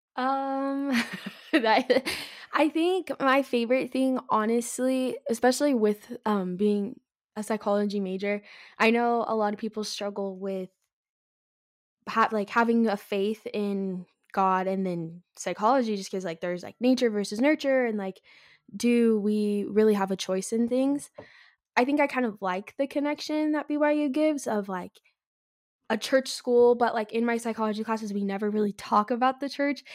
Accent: California, United States; moved away as an adult; I'm from California originally.

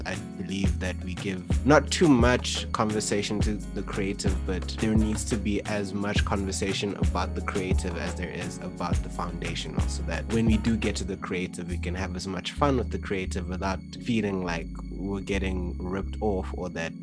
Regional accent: Kenya; I grew up in Kenya and Generations was on in Kenya as a primetime show.

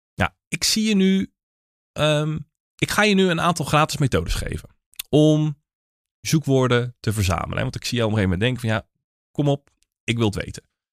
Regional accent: Naaldwijk, South Holland, Netherlands; ik kom uit Naaldwijk, maar dat is onderdeel van het Westland

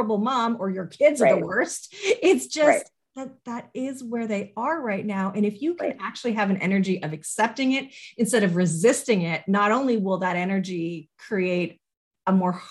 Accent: Canada; as a Canadian and raising my kids here

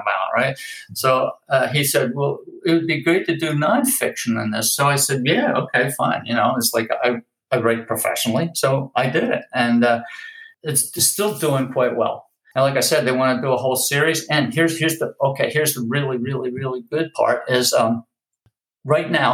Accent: Philadelphia, Pennsylvania, United States; also born or lived in Princeton area; now in Los Angeles, United States; I grew up in Philadelphia

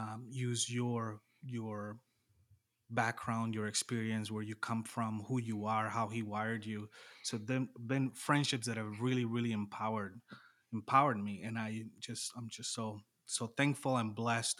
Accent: Panama; moved away as an adult; also born or lived in La Crosse, Wisconsin, United States; now in United States; I'm from Panama originally, uh, grew up, born and raised, moved to the U S when I was twenty-two

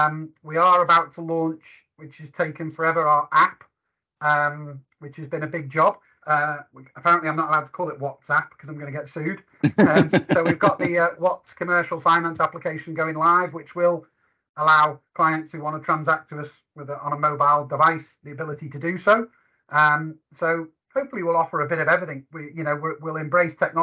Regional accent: Liverpool, North West England, United Kingdom; accent: Scouse; I'm a Scouser by trade.

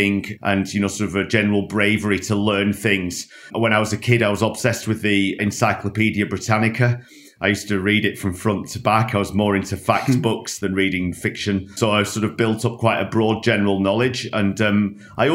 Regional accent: Lancashire, North West England, United Kingdom; moved away; I grew up in Lancashire in a small working class town just north of Manchester

